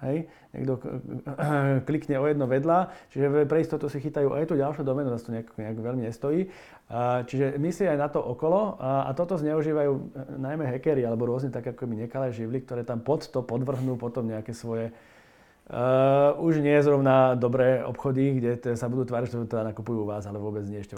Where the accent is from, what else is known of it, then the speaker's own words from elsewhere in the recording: Slovakia; sme Slováci